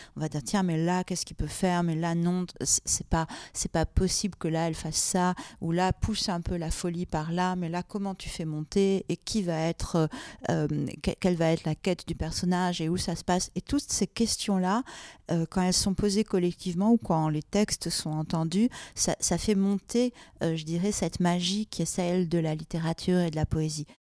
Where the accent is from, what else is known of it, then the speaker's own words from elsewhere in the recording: Marseille, Provence-Alpes-Côte d'Azur, France; now in Paris, France; je suis née à Marseille